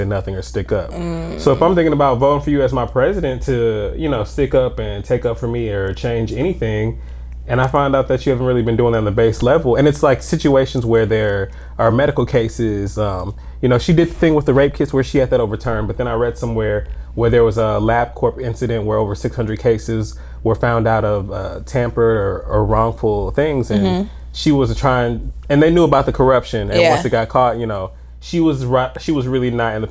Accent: Atlanta, Georgia, United States; growing up in Atlanta

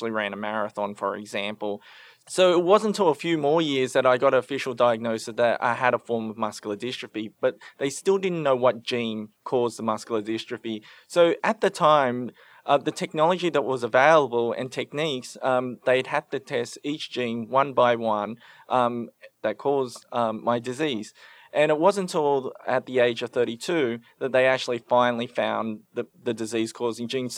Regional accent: Sydney, New South Wales, Australia; also born or lived in Cambodia; I was born in Cambodia, the youngest of seven children. And my family in 1981, when I was just a baby, fled the Khmer Rouge to come to Australia as refugees. I grew up in Western Sydney

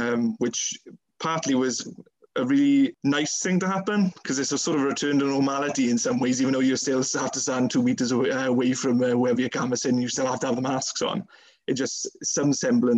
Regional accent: Pencoed, Wales, United Kingdom; I still am a town councillor in Pencoed, so you know that's also helped in terms of the profile in my hometown

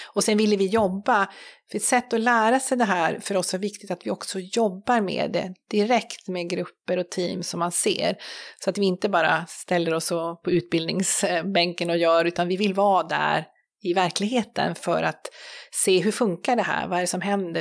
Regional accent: Sweden; vi som, som svenskar

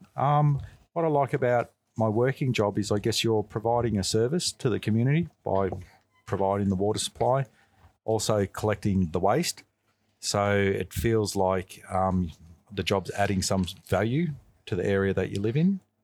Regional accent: St Albans, Victoria, Australia; also born or lived in Macedon; I grew up in St Albans, so I was born in this area. Um, I lived in St Albans till roughly the age of twelve, and then after that I moved to Macedon.

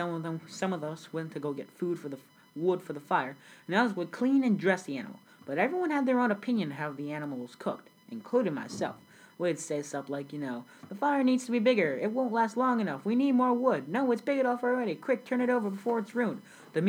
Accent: South Sudan; I was born in South Sudan, but back then it was just called Sudan before the country broke up. So I was born in South Sudan in the village of Laun Arike.

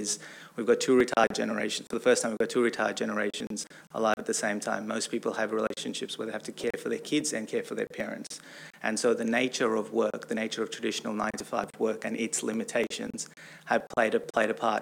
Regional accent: Australia; also born or lived in San Francisco, United States; now in United States; I'm also Australian, so I'm an Australian that lives and works in America

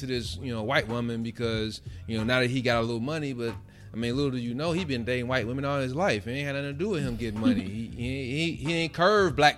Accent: Gary, Indiana, United States; I'm from Gary

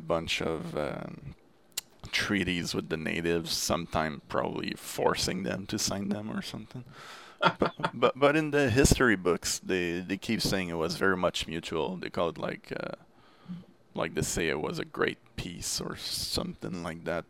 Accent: Quebec, Canada; first language French; English is a second language; In Quebec, we learn English starting in the third grade, all the way to our final year of high school

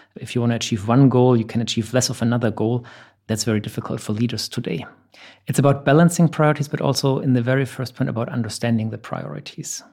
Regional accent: Germany; moved away as an adult; now in Dubai, United Arab Emirates; I'm originally from Germany. I've been in the Middle East for the last 10 years, based out of Dubai.

